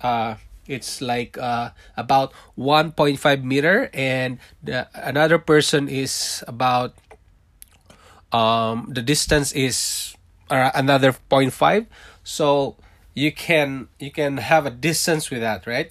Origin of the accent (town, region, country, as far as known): Philippines; born or raised there; moved away as an adult; also born or lived in Singapore; now in Toronto, Canada